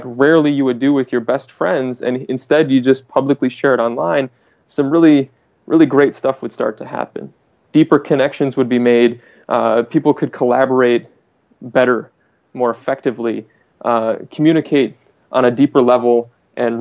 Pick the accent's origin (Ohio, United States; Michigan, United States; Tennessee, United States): Michigan, United States; So I'm in Michigan right now and I'm from Michigan